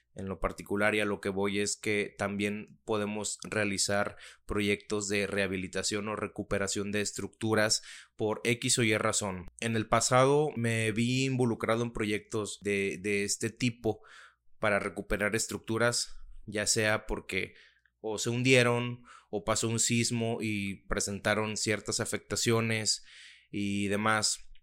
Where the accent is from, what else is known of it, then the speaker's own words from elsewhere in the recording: Mexico; soy mexicano